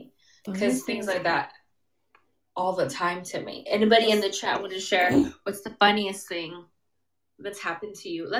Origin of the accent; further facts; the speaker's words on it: Los Angeles County, California, United States; now in Ventura, United States; I'm in Ventura, but I'm from Los Angeles County.